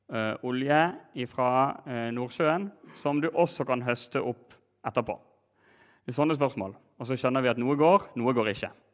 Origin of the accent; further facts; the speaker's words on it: Norway; vi gjør her hjemme som nordmenn i Norge